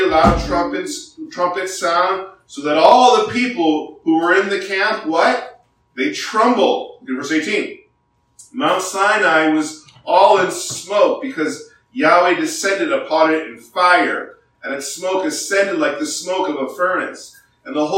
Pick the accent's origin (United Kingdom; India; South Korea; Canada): South Korea; now in United States; I grew up in Korea in high school